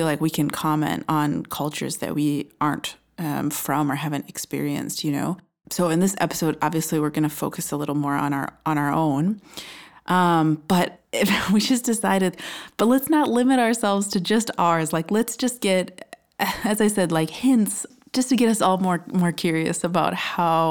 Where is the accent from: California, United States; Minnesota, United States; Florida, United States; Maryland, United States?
Minnesota, United States; I'm from the US, I'm from Minnesota, and I grew up mostly in a small town quite close to Canada